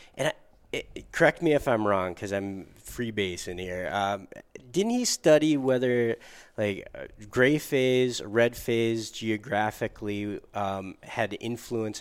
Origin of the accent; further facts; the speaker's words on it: Upper Peninsula of Michigan, United States; a native of the Upper Peninsula of Michigan